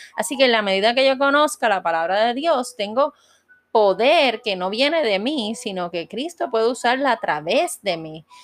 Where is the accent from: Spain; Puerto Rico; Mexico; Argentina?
Puerto Rico; yo soy puertorriqueña